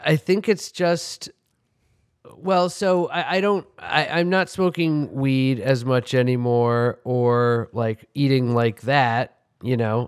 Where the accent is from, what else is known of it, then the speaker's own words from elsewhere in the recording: New York City, New York, United States; I grew up on, in Manhattan on the Upper West Side